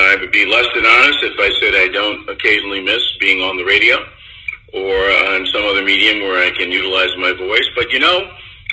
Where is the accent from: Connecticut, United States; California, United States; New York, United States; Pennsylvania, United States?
New York, United States; New York City; I grew up in Springfield Gardens, Queens. Queens is, you know, one of the five boroughs here in New York City